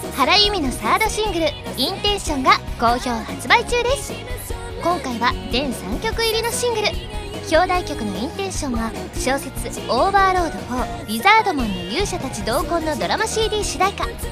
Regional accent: Osaka, Japan; accent: Kansai-ben; now in Tokyo, Japan; 大阪出身なので

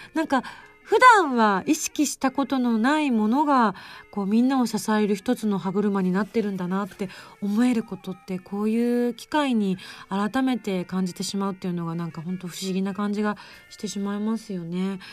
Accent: Yamaguchi, Japan; accent: Yamaguchi dialect; also born or lived in Tokyo; 自分東京弁と山口弁しか知らんけえね

